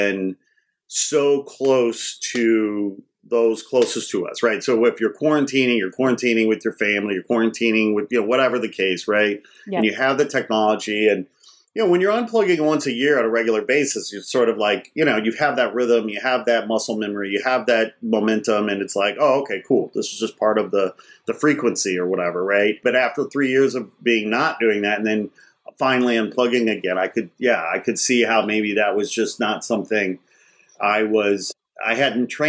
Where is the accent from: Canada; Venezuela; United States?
United States; Los Angeles, California; I'm from Los Angeles